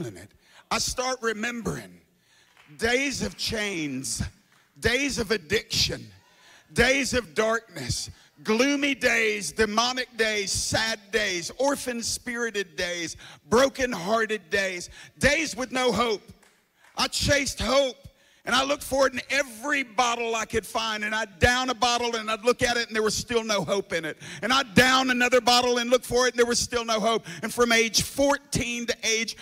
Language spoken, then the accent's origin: English; the South, United States; I'm from the South, ain't I? Everybody in the South is saved.